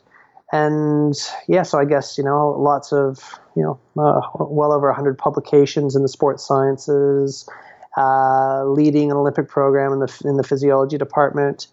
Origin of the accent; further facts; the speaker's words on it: Canada; also born or lived in Australia; now in Revelstoke, Canada; I'm Canadian, but I've spent a whole lot of time in your neck of the woods down in Australia.